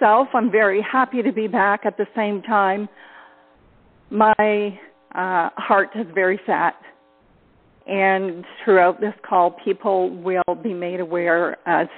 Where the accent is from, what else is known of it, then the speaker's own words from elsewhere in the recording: Ontario, Canada; I am from Ontario, Canada.